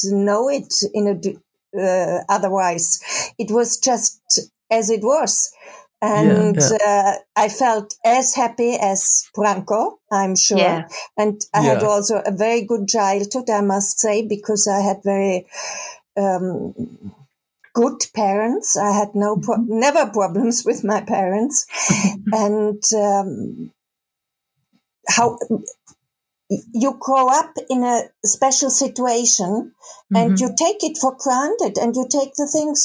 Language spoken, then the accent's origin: English; Karlsruhe, Baden-Württemberg, Germany; English is a second language; now in Cologne, Germany; I come originally from Karlsruhe in the southwest